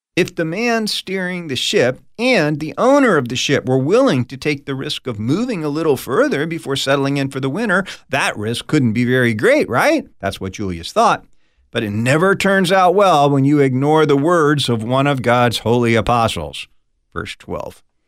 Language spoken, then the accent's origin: English; United States; I grew up on the East Coast of the United States, right outside of Washington, D C